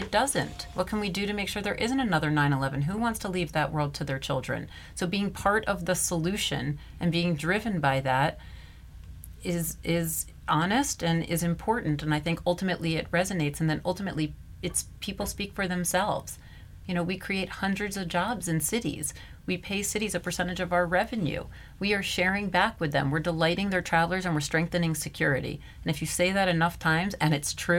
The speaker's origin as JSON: {"language": "English", "town": "Washington", "region": "District of Columbia", "country": "United States", "said": "I'm from Washington, D.C., a suburb outside of it originally."}